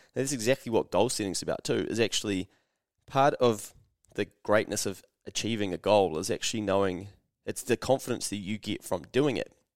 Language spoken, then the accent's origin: English; New Zealand; I'm a Kiwi